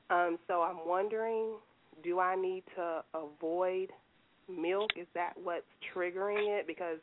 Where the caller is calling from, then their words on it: Nashville, Tennessee, United States; I'm calling from Nashville, Tennessee.